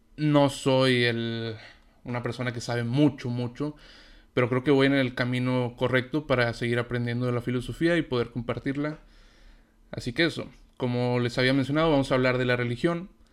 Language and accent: Spanish; Mexico; yo soy de México